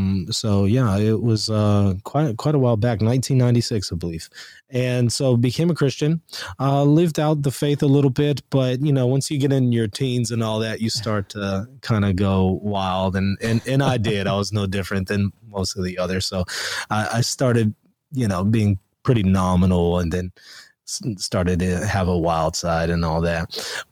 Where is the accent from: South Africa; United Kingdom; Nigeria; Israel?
Israel; also born or lived in Louisiana, United States; now in United States; I was born here in the United States in Louisiana, but really early on, 2 years old, my mother and father moved us to Israel